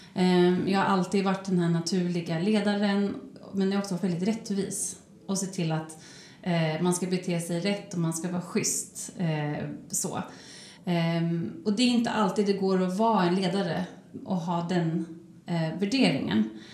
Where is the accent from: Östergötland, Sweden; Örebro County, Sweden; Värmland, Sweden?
Örebro County, Sweden; Örebro; moved away; also born or lived in Stockholm; min hemstad Örebro